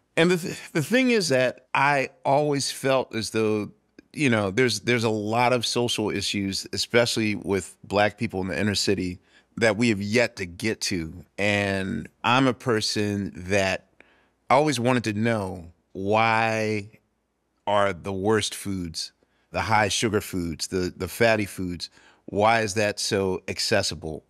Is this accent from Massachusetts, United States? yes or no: no; Philadelphia, Pennsylvania, United States; I'm from West Philadelphia